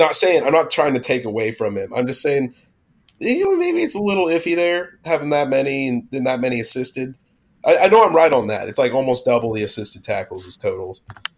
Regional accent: Idaho, United States; I'm from Idaho

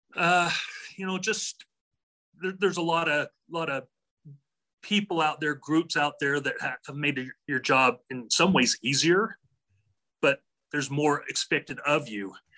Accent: Draper, Utah, United States; also born or lived in Cardston, Alberta, Canada; I was raised in Draper, Utah.

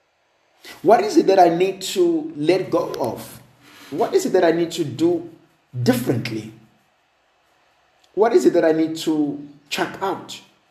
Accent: South Africa; I'm a South African

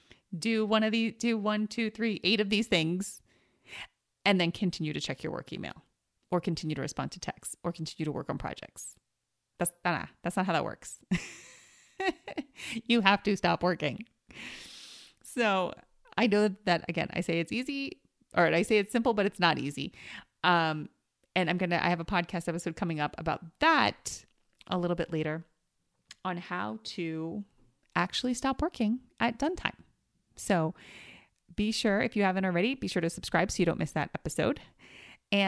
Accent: New York, United States; so I grew up in New York and we always had like fire escapes or stoops, right?

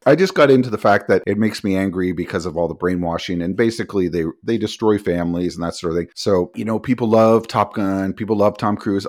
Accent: Canada; We're Canadian

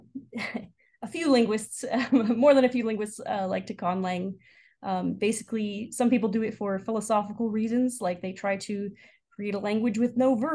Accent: San Diego, California, United States; moved away as an adult; also born or lived in Stanford; now in Chicago, United States; I'm originally from San Diego, but calling in now from Chicago.

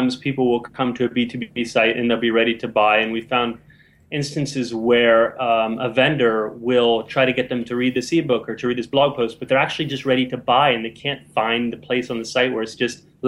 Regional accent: United States; now in London, United Kingdom; I'm an American digital marketer working for Velocity Partners in London

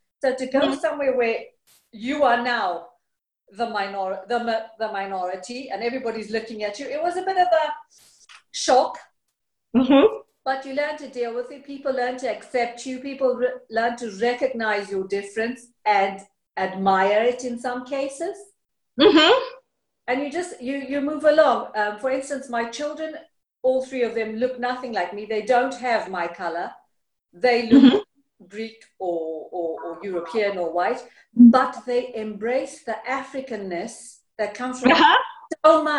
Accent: Zimbabwe; also born or lived in United Kingdom; now in Greece; the way I grew up in Zimbabwe, with a grandmother, with cousins, with aunts.

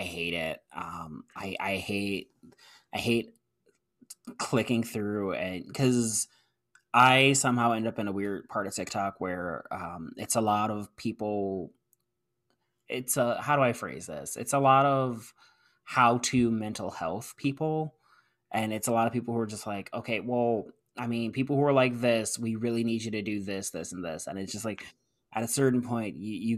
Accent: Ohio, United States; growing up in Ohio

